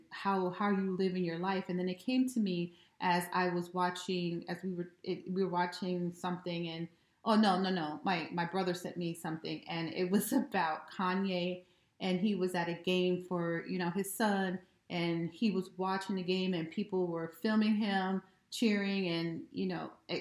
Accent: United States; I have been raised over the generations here in America

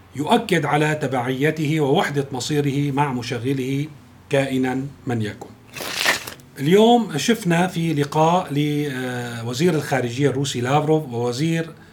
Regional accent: Syria; نحن ما لازم نصر كسوريين

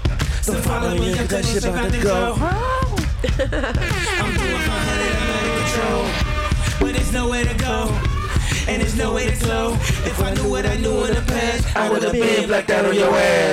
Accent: California, United States; I'm from California.

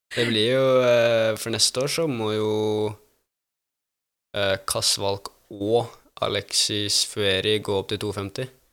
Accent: Norway; now in Italy; jeg er norsk

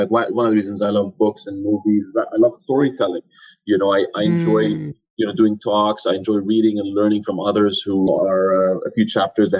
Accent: Jordan; moved away; also born or lived in Canada; I'm originally from Jordan

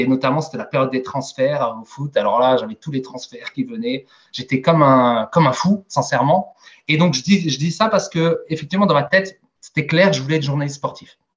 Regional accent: Strasbourg, Grand Est, France; je suis né et j'ai grandi en Alsace, à Strasbourg, précisément, un petit quartier nord qui s'appelle Enheim

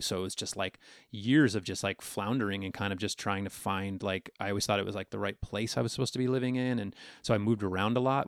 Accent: Western New York, United States; accent: Long Island; also born or lived in Long Island, New York / Austin / Oakland; I had a very thick Long Island accent up until about eleven years old when we moved to Western New York

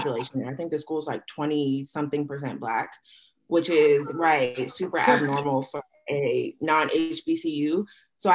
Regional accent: Boston, Massachusetts, United States; moved away as an adult; also born or lived in North Carolina; growing up in Boston, there's such a heavy presence of all kinds of cultures

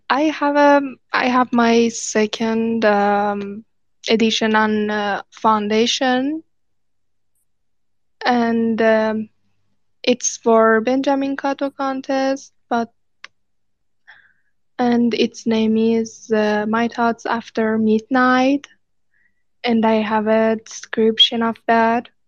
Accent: Iran; English is a second language; from Iran.

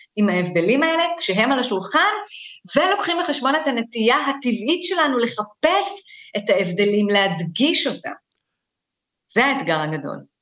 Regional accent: Israel; אני בת למהגרים, אה, אני נולדתי בארץ, אבל אני גדלתי בבית שבאמת מסתכל קצת מבחוץ

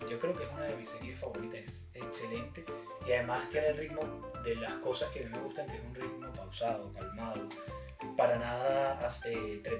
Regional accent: Venezuela; now in United States; Somos, venezolanos. Creo que tú lo dijiste al principio. Ambos somos venezolanos.

